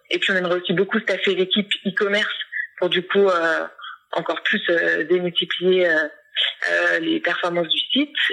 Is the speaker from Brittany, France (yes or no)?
no; Orléans, Centre-Val de Loire, France; on est originaire d'Orléans.